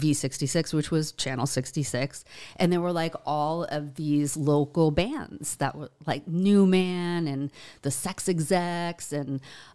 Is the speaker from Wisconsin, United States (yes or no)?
no; Boston, Massachusetts, United States; He didn't because he knows I'm from Boston.